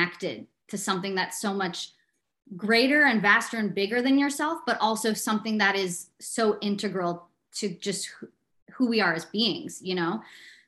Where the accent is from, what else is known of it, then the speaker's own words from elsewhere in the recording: Chicago, Illinois, United States; growing up in Chicago